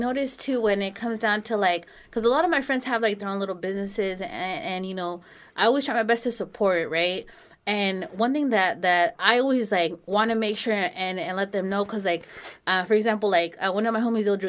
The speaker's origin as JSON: {"language": "English", "town": "Los Banos", "region": "California", "country": "United States", "said": "where are you from? I was like, oh, Los Baños."}